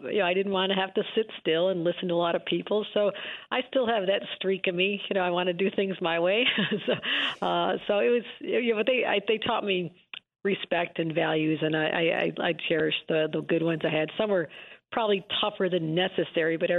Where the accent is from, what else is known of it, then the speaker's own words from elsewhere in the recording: Buffalo, New York, United States; also born or lived in Lackawanna, New York; growing up in Buffalo area